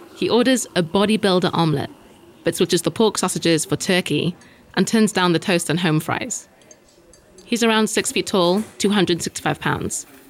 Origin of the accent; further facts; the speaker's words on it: United Kingdom; us Brits